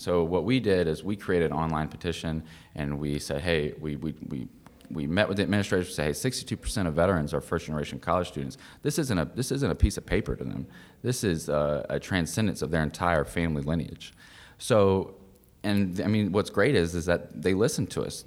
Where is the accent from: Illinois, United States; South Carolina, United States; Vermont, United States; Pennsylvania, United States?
South Carolina, United States; Lexington; moved away; I'm from Lexington, South Carolina